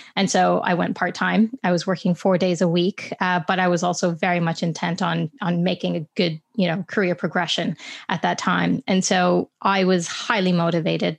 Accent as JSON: {"language": "English", "country": "Canada", "tie": "born or raised there", "said": "I'm Canadian by birth"}